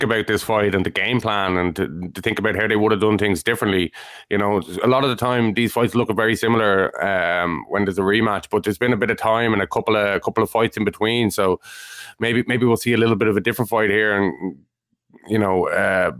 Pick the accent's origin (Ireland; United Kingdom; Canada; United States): Ireland; we're Irish